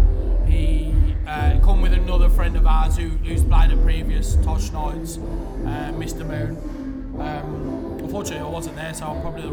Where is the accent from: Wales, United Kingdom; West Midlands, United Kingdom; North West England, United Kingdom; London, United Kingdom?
West Midlands, United Kingdom; just outside Birmingham; So I'm part-time DJ, full-time chanter from just outside Birmingham.